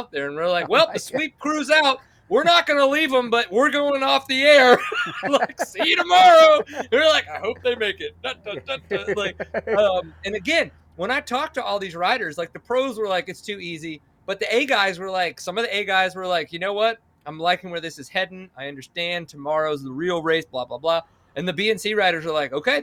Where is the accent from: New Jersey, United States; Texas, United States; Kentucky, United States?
Texas, United States; McKinney; I'm from McKinney